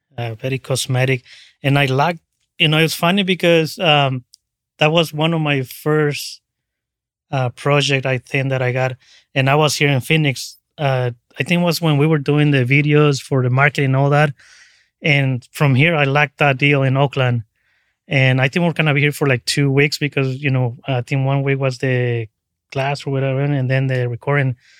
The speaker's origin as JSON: {"language": "English", "town": "Cancun", "region": "Quintana Roo", "country": "Mexico", "tie": "born or raised there", "also_born_or_lived": "Tabasco, Mexico", "moved": "yes", "lives_now": "San Francisco, United States", "said": "was born in Tabasco, right on the border with, uh, Guatemala, and then I moved to Cancun when I was about ten years"}